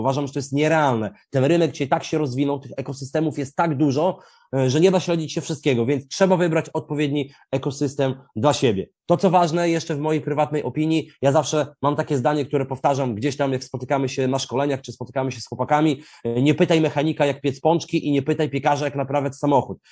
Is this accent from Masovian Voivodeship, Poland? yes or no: no; Białystok, Podlaskie Voivodeship, Poland; Ja jestem z Biegostoku